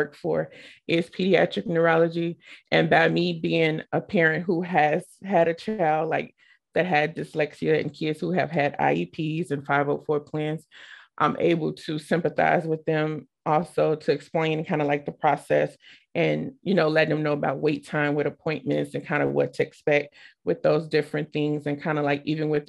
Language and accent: English; Chicago, Illinois, United States; now in Manchester, United States; I live in Manchester, Iowa. I'm originally from Chicago, Illinois